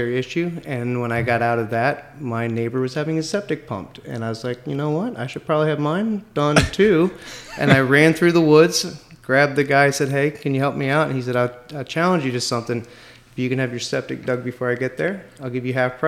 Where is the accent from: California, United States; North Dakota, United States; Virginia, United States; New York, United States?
Virginia, United States; Manassas; now in Winchester, United States; I grew up in Manassas